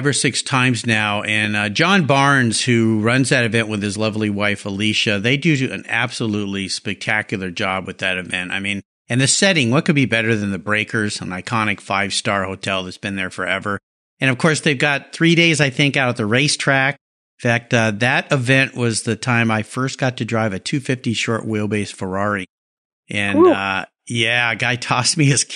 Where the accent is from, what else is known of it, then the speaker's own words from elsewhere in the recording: San Diego County, California, United States; I grew up down in the San Diego County area and yeah, it's I've always been on the West Coast